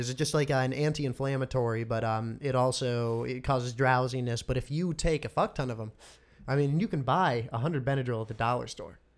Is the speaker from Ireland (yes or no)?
no; Medina, Ohio, United States; I am from Medina, Ohio. Medina, Ohio.